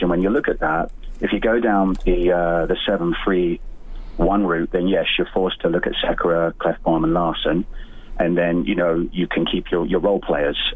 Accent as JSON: {"language": "English", "region": "England", "country": "United Kingdom", "tie": "born or raised there", "also_born_or_lived": "Winnipeg, Canada", "accent": "British", "moved": "yes", "lives_now": "Edmonton, Canada", "said": "I grew up in England, and so I got to discover hockey when I came over here"}